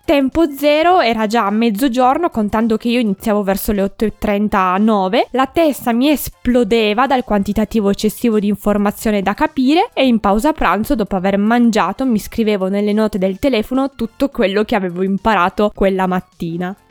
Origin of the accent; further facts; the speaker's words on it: a town in the province of Turin, Piedmont, Italy; nel mio paese in cui sono nata